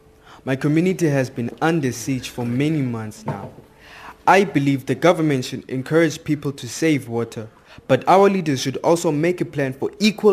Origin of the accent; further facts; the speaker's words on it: Cape Town, Western Cape, South Africa; I'm 17 and I'm from Khayelitsha, a township 30 kilometers from Cape Town city center.